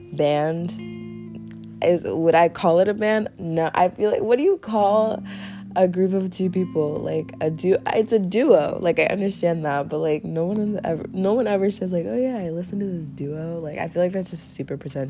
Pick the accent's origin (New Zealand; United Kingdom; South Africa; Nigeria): Nigeria; I am from Nigeria